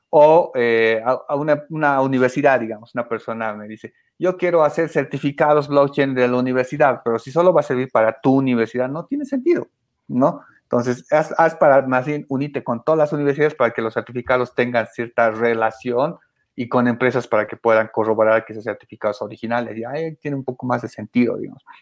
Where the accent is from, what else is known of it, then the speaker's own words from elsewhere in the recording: Bolivia; en mi país, ¿no? Que es Bolivia